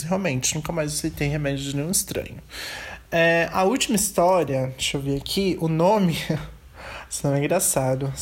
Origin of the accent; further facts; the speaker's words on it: São Paulo, Brazil; also born or lived in Curitiba; parte da minha infância foi em Curitiba, onde eu morei por quatro anos, e a outra, e, e a outra parte da infância foi aqui em São Paulo, onde eu continuo morando.